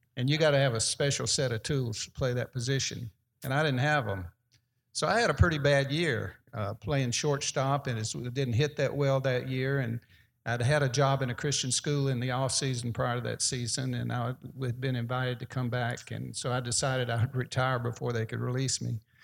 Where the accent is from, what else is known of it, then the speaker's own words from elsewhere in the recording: Birmingham, Alabama, United States; playing in my hometown. That was where their double A team was in Birmingham